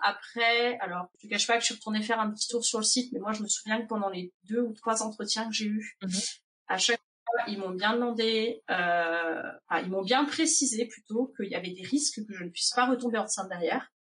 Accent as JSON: {"language": "French", "country": "France", "tie": "born or raised there", "moved": "as an adult", "lives_now": "Indiana, United States", "said": "Je suis originaire de France."}